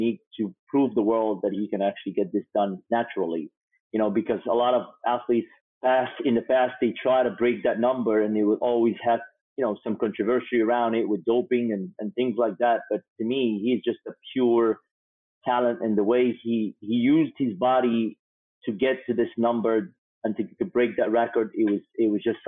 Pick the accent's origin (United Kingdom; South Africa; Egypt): Egypt; growing up in Egypt